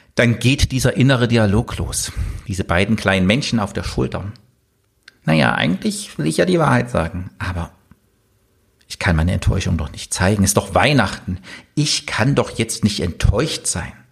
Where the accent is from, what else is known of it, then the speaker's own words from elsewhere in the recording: East Germany, Germany; ich bin im Osten aufgewachsen